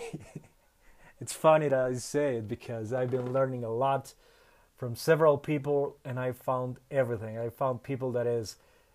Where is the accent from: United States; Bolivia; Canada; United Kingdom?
Bolivia; English is a second language; I'm from Bolivia.